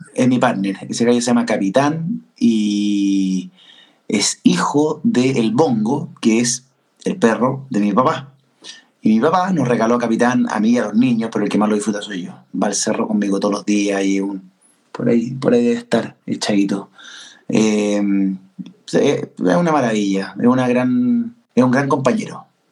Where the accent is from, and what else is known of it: Chile